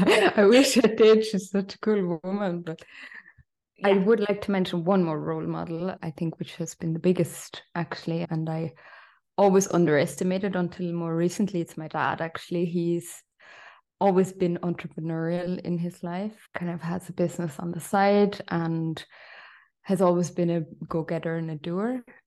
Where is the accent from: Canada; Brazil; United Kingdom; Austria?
Austria; also born or lived in Ireland; I know that's a bit of a mouthful. I'm half Irish, half Austrian. I grew up in both countries.